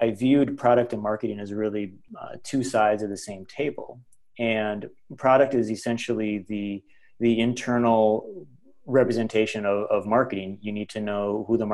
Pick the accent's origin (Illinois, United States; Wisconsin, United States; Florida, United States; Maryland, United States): Wisconsin, United States; northern; also born or lived in Milwaukee; I grew up in northern Wisconsin. So I'm just an all shucks farm boy